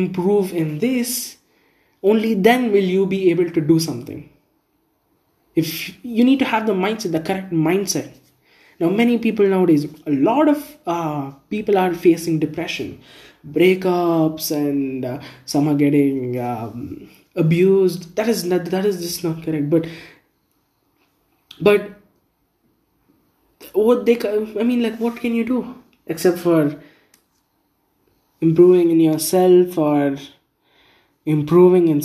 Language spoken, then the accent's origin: English; India; I'm from India